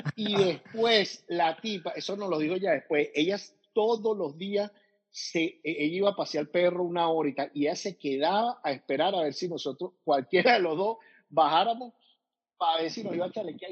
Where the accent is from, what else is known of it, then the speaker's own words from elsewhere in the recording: Venezuela; moved away; somos venezolanos